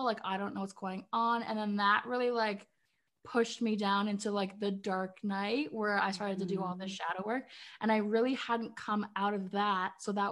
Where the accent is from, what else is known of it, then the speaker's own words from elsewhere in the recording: Canada; also born or lived in Ireland (heritage); now in Northern Ontario, Canada; I'm Canadian. I live in Northern Ontario. I grew up in the city